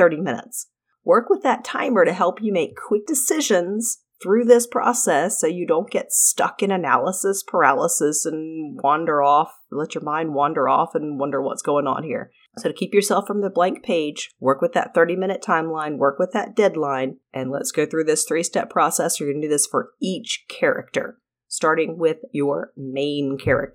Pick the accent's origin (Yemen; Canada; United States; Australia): United States; North Carolina; also born or lived in Arizona; I was born in Arizona but grew up in North Carolina. I was two when we moved here